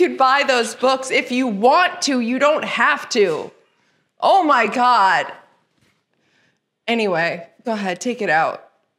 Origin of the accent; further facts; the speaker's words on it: Midwest, United States; accent: Midwestern; Oh, my poor Midwestern accent's gone. Because I've lived here longer than...